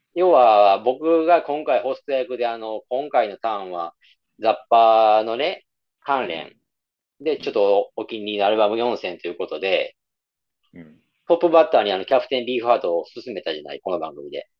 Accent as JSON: {"language": "Japanese", "region": "Nara", "country": "Japan", "tie": "born or raised there", "said": "奈良、地元奈良"}